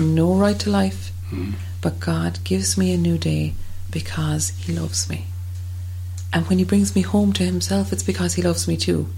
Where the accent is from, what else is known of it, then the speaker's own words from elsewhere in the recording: Ireland; as Irish people